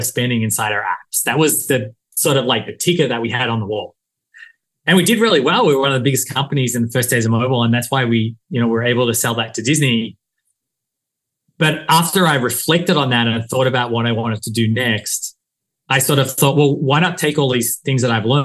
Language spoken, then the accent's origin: English; Australia; moved away as an adult; also born or lived in Silicon Valley; now in United States; I came to the US from Australia to do an MBA.